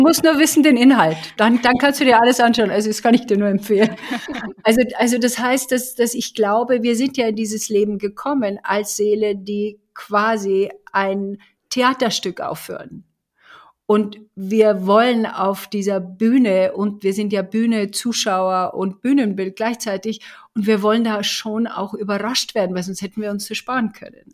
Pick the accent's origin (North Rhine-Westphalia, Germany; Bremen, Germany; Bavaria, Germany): Bavaria, Germany; ich komme aus Bayern